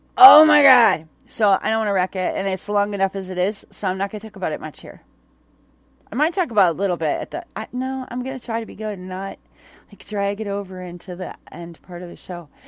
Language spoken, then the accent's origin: English; Onalaska, Wisconsin, United States; I grew up in Onalaska